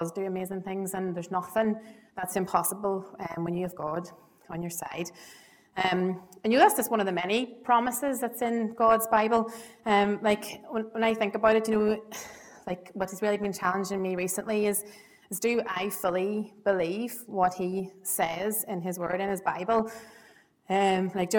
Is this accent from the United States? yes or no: no; Ballybay, County Monaghan, Ireland; I'm from Monaghan originally. So I've known the privilege of knowing Trevor Esther since I was knee-high to a grasshopper. I was brought up in Monaghan near Bally Bay